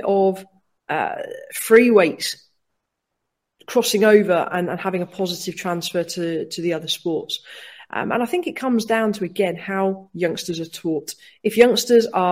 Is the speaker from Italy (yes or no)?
no; Cornwall, South West England, United Kingdom; moved away as an adult; also born or lived in Watford, England; now in Wales, United Kingdom; Born and bred in Watford, lived there for 9 years, Cornwall for 9 years, and moved to Wales in 2012.